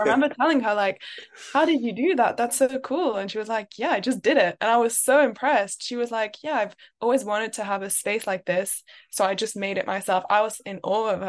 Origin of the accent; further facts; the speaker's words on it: London, United Kingdom; I am French, but I grew up in London.